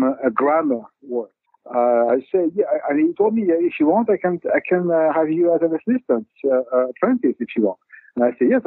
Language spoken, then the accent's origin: English; Paris, Île-de-France, France; I grew up in Paris